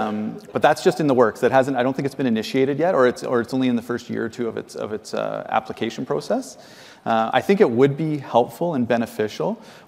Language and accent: English; Ottawa, Ontario, Canada; now in Thunder Bay, Canada